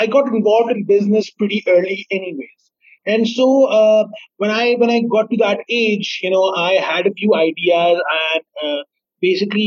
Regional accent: Sialkot, Punjab, Pakistan; I am from Sialkot, and, we have a famous poet from here

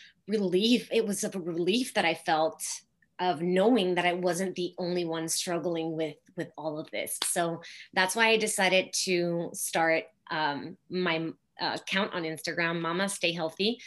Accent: Mexico; moved away; I grew up in Mexico in a small city

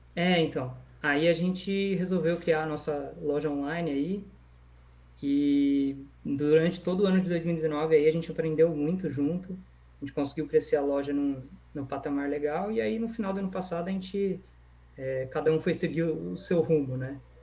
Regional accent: Valinhos, São Paulo, Brazil; also born or lived in Vinhedo / São Carlos / Limeira; eu moro em Valinhos desde 2005, então já fazem aí 15 anos. E então eu tenho bastante convivência aí com a cidade, a maior parte da minha vida eu morei aqui. Antes, antes disso eu morei em Vinhedo

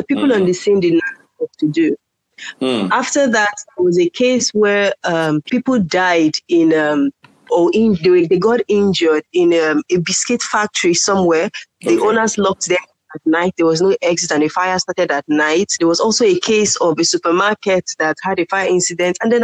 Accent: Lagos, Nigeria; also born or lived in Kano / Uyo, Akwa Ibom State; my family had to relocate to Lagos because all the children were really small. So my parents had to bring us down here.

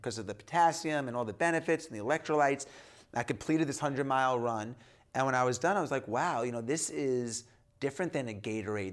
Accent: Long Island, New York, United States; I grew up in New York, in New York and Long Island

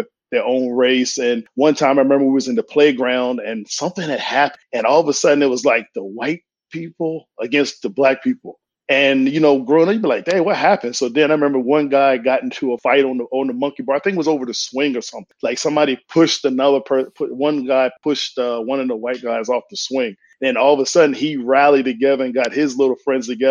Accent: Eastern Shore of Virginia, United States; Growing up in the Eastern Shore of Virginia

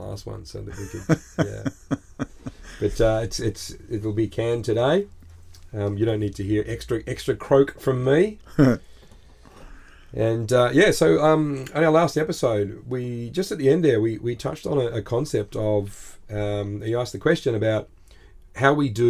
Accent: Australia

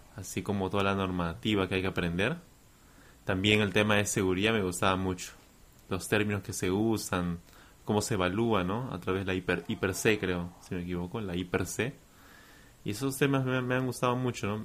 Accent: Peru; yo soy de Perú

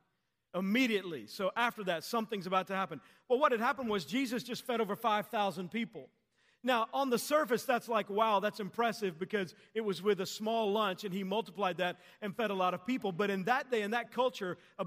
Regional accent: Texas, United States; as a kid growing up, I grew up in Texas

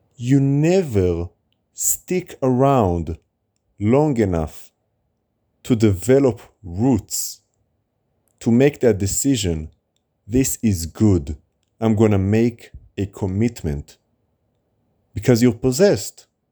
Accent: Israel; moved away; also born or lived in United States; When I grew up in Israel, when I moved to America, and now back in Israel.

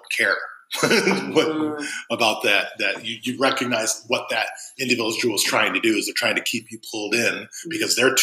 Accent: Chicago, Illinois, United States; I grew up in Chicago

